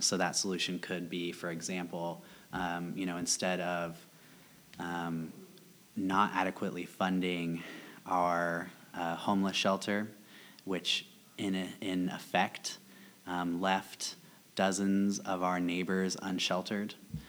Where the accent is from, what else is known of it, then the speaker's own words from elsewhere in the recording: Topeka, Kansas, United States; now in Lawrence, United States; I'm from Topeka, we always vote blue too.